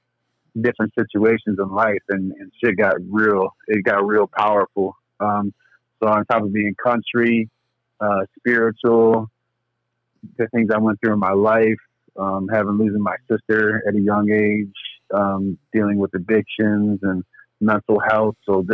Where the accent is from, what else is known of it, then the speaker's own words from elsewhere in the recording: Lake City, Michigan, United States; No, I'm actually from Michigan.